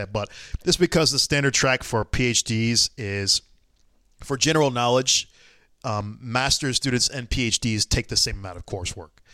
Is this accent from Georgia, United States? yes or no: yes; Atlanta, Georgia, United States; I'm from Atlanta